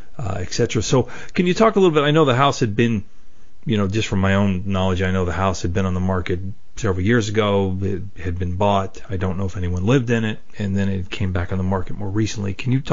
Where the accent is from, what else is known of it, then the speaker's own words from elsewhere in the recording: Perryopolis, Pennsylvania, United States; my hometown of Perryopolis, Pennsylvania.